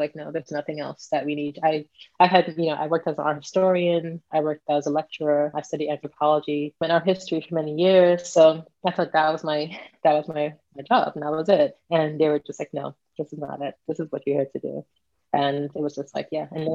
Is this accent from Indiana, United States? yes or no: no; New York, United States; growing up in New York in the Caribbean community